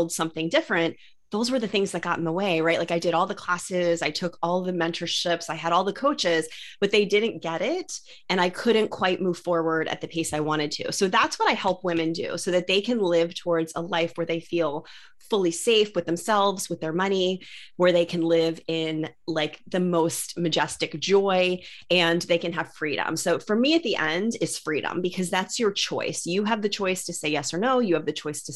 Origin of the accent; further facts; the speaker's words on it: Maryland, United States; I'm moving from Maryland to California, which is chaos. And is like such a dream, because I have wanted to leave Maryland. I grew up here.